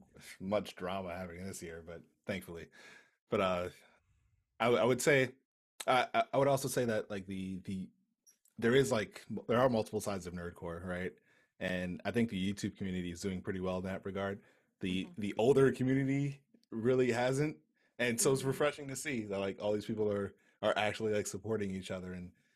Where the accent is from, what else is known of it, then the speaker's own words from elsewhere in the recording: New York City, New York, United States; I'm from Brooklyn